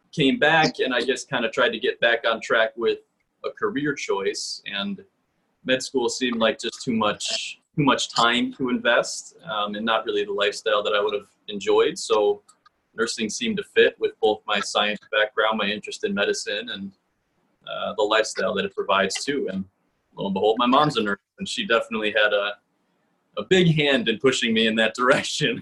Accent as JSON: {"language": "English", "town": "Oak Park", "region": "Illinois", "country": "United States", "tie": "born or raised there", "said": "I was raised in Oak Park"}